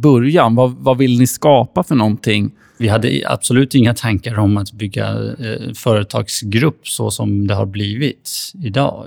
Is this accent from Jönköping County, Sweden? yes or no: no; Stockholm, Stockholm County, Sweden; also born or lived in Flen; jag växte upp i Husby